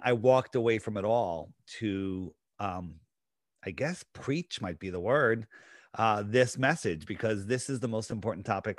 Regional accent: Connecticut, United States; I grew up in Fairfield County, in Connecticut.

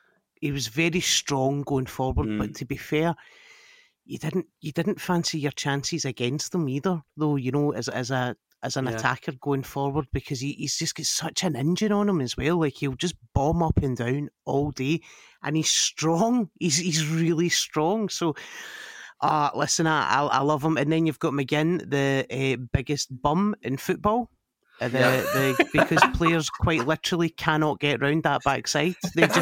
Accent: Scotland, United Kingdom; this is life as a Scottish football fan. This is life supporting this country at sport

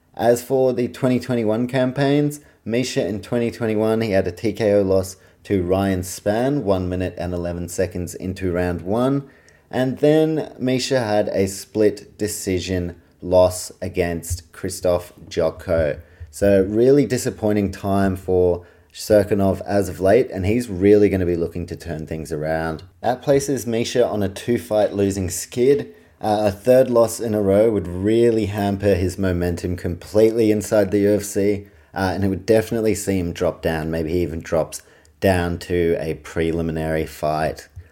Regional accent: New Zealand; I'm a Kiwi

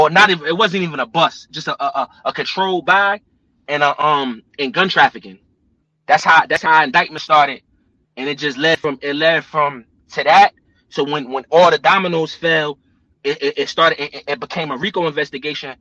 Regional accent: New Jersey, United States; I'm from Jersey

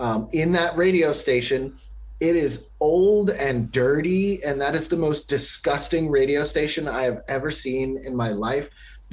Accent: Alabama, United States; I grew up in Alabama

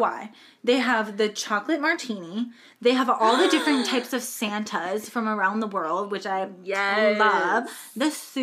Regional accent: Cleveland, Ohio, United States; moved away as an adult; also born or lived in Orlando, Florida; now in Anaheim, United States; obviously I'm from Cleveland, Ohio, but somehow my family also moved to Orlando with me when I moved to Florida.

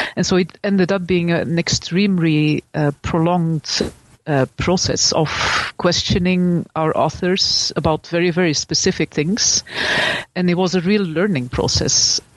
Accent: Belgium; I'm from Belgium, and I studied at the uh, University of Leuven

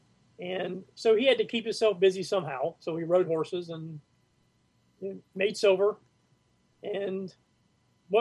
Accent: Virginia, United States; also born or lived in Emporia, Virginia / Yorktown, Virginia; now in Summerville, United States; I'm from Virginia, born in Emporia, Virginia, but I lived mainly in Yorktown, Virginia Beach. My dad was in the Navy.

